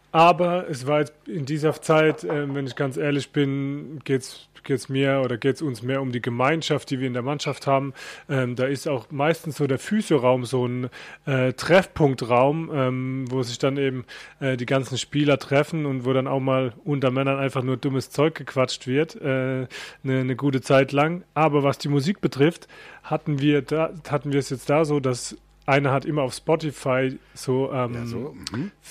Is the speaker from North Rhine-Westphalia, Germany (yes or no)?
no; Mannheim, Baden-Württemberg, Germany; born there; accent: Mannheim dialect; Ich bin bist in Mannheim geboren. Genau. genau.